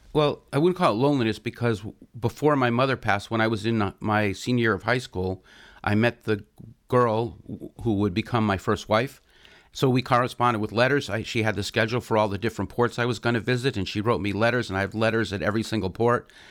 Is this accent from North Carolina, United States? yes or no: no; York, Pennsylvania, United States; I grew up in York, Pennsylvania